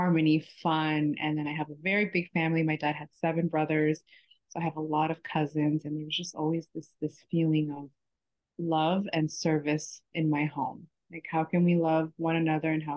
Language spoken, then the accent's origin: English; Toronto, Ontario, Canada; moved away as an adult; also born or lived in Texas; now in Miami, United States; I'm currently in Miami. I was born in Texas and raised in Toronto.